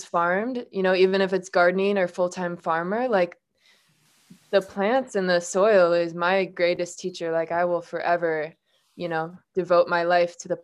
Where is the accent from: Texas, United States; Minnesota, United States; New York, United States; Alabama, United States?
Minnesota, United States; moved away; I'm originally from Minnesota